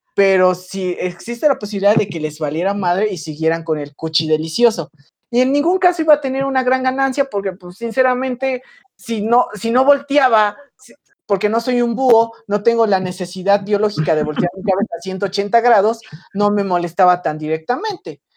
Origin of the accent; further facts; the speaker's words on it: rural Puebla area, Mexico; mi rancho, de donde soy originario, es una zona que es extremadamente céntrica al punto de que a la izquierda tienes a a la derecha tienes Veracruz, arriba tienes Puebla